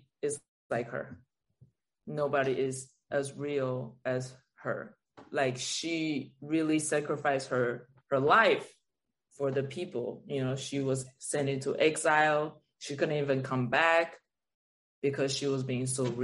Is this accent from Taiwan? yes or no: yes; Taiwan; English is a second language; now in Los Angeles, United States; I was like 11, you know, in Taiwan, in my living room